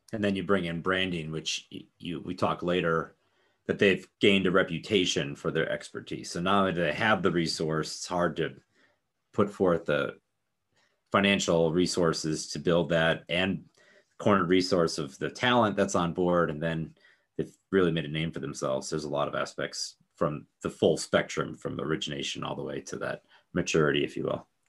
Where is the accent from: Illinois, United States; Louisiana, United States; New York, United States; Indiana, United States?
Indiana, United States; Northwest; right there in Northwest Indiana is where I grew up.